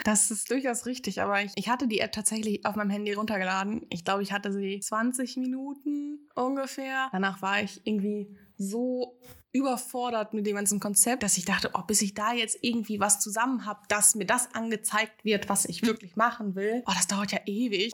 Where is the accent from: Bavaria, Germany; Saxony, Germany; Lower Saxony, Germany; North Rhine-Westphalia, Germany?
North Rhine-Westphalia, Germany; Ostwestfalen-Lippe; moved away as an adult; now in Hamburg, Germany; Ich komme eigentlich wirklich von einem ganz platten Dorf unten in Ostwestfalen-Lippe